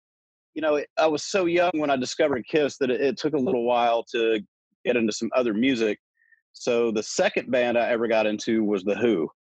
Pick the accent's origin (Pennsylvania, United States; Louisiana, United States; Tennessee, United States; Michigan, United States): Tennessee, United States; Smyrna; it was about a half an hour out of Nashville.